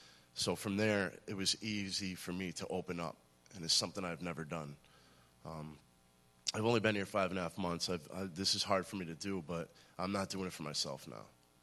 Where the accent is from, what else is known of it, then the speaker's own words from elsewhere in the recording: Massachusetts, United States; also born or lived in Scotland; I'm 34 years old. I'm from Western Massachusetts. Where I was born in Scotland. My father was in the Navy. Came back to the United States when I was around two.